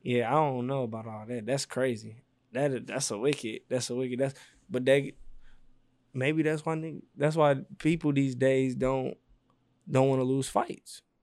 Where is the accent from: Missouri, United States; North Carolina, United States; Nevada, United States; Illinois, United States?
Missouri, United States; St. Louis; I'm from the Lou